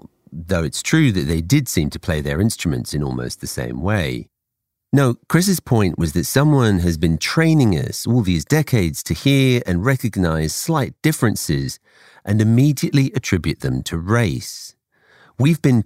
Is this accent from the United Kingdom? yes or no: yes; England, United Kingdom; I grew up in England